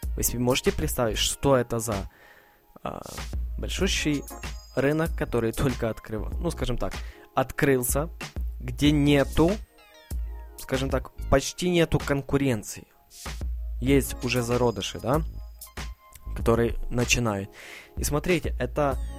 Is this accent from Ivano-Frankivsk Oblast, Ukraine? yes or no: yes; Ivano-Frankivsk, Ivano-Frankivsk Oblast, Ukraine; я сам из Украины, Ивано-Франковск, город